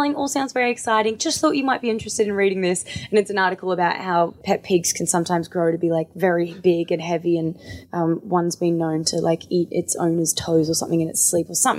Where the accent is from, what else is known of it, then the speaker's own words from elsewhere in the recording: Australia; me being Australian